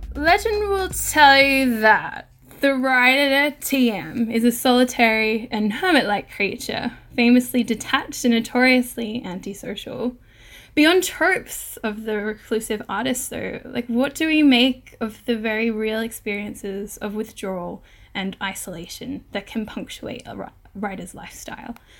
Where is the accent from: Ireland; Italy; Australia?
Australia; now in United Kingdom; I'm recording from the United Kingdom, I am an Australian settler